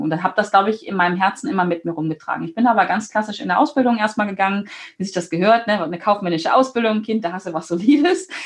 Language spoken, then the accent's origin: German; Germany; dass ich hier geboren bin in Deutschland, dass ich hier leben darf